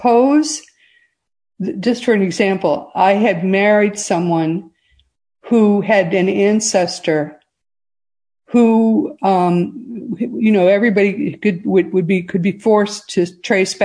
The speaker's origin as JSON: {"language": "English", "region": "the North", "country": "United States", "tie": "born or raised there", "said": "I grew up in the North"}